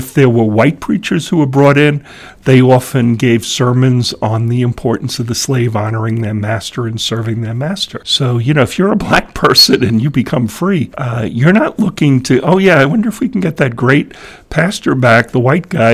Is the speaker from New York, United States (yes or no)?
yes; New York, United States; I grew up in New York State